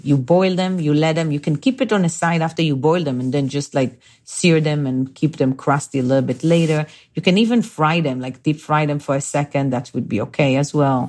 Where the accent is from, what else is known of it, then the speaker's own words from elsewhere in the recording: Bnei Brak, Tel Aviv District, Israel; moved away; I grew up in a small town called Bnei Brak, uh, and this is like five, seven minutes from Tel Aviv